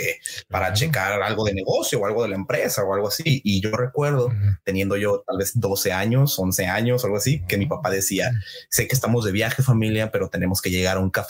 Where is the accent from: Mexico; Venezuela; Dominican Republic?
Mexico; northern Mexico; porque yo yo soy del norte, no no te lo había dicho, pero yo soy del norte de México, entonces nosotros también